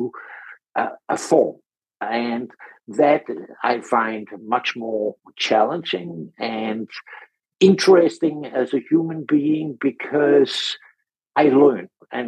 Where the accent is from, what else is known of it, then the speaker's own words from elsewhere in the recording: Denmark; I'm from Denmark originally